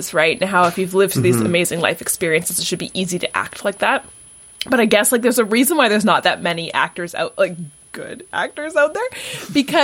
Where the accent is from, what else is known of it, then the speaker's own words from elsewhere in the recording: Vancouver, British Columbia, Canada; now in Toronto, Canada; I grew up in Vancouver